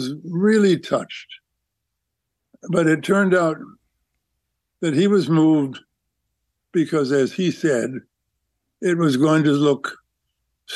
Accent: Canada; I'm a Canadian through and through

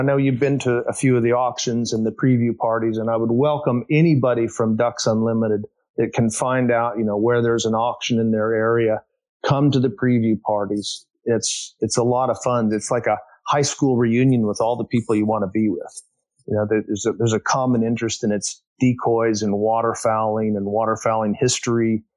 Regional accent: Topeka, Kansas, United States; moved away as an adult; also born or lived in Ohio / Michigan; I grew up in Topeka, Kansas

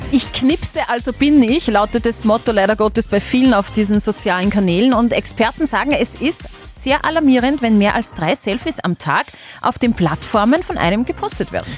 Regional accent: Upper Austria, Austria; bei uns in Oberösterreich

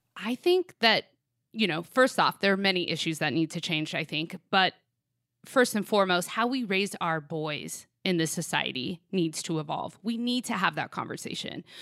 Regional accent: Sacramento, California, United States; my hometown of Sacramento

